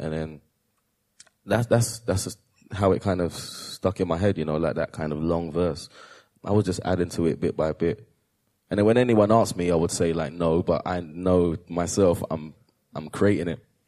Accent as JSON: {"language": "English", "country": "United Kingdom", "said": "proud to be British"}